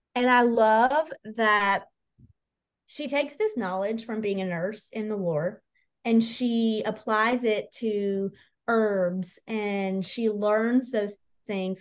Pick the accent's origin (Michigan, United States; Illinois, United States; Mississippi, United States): Mississippi, United States; accent: country; moved away; the very minute that we crossed into the borders of Mississippi, my accent just dropped right back into country